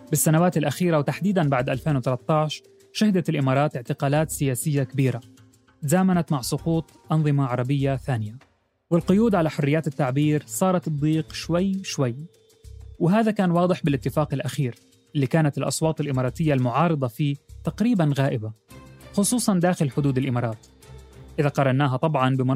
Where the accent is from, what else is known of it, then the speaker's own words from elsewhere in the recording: Morocco; نقول نحن كشعب مغربي سنبقى إن شاء الله دائما على العهد دائما نتضامن مع إخواننا في فلسطين